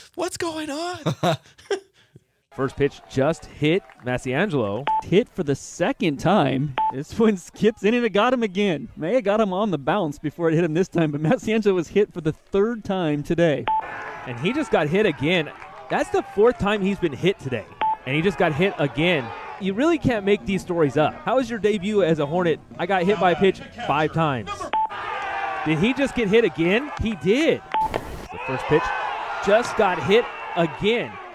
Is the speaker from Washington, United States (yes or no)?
yes; Seattle, Washington, United States; moved away; my home state of, or my, my home area of Seattle.